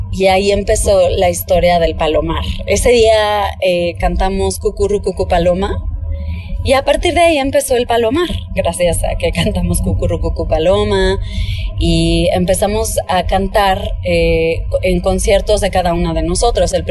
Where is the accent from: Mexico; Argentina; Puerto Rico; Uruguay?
Mexico; soy cantautora mexicana